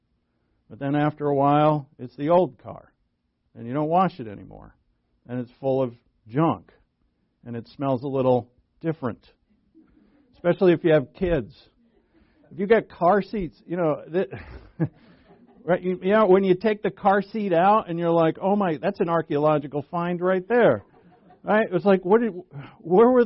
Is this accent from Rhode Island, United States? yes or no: yes; Rhode Island, United States; where I grew up in Rhode Island.